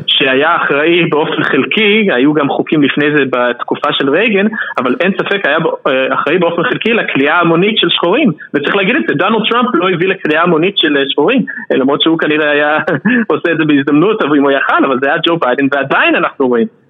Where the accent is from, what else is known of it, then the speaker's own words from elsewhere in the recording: Philadelphia, Pennsylvania, United States; also born or lived in Bucks County, Pennsylvania; אני גדלתי בפילדלפיה אבל אחרי זה עברנו לבקס קאונטי שזה איזה פרבר מאוד לבן מחוץ לפנסילבניה